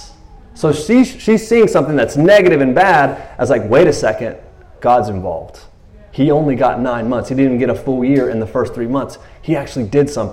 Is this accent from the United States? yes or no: yes; Tyler, Texas, United States; I'm from Tyler, Texas, or a minister